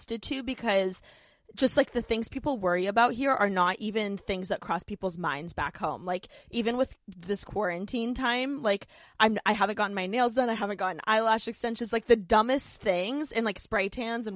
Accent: Indiana, United States; now in Los Angeles, United States; growing up in the Midwest because I'm from Indiana

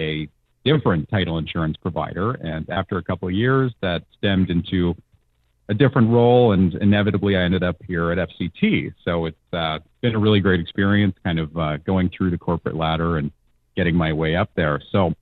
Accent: Hamilton, Ontario, Canada; I'm actually from Hamilton myself

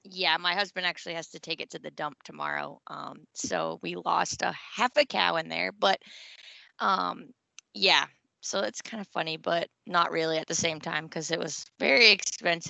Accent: Maine, United States; moved away as an adult; now in North Carolina, United States; I grew up in Maine, moved after college, after my undergrad, I moved to North Carolina

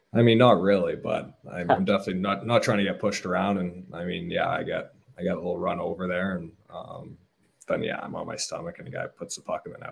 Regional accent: Hamilton, Ontario, Canada; I was actually born in born in Hamilton

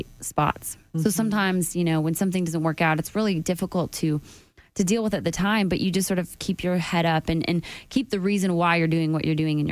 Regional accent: Calgary, Alberta, Canada; moved away as an adult; now in Nashville, United States; I'd have to fly back home to work for another 2 weeks in Calgary

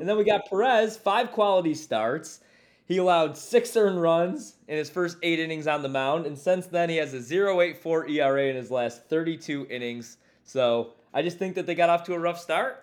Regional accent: Chicago, Illinois, United States; I'm from Chicago and half of my family's Southsiders

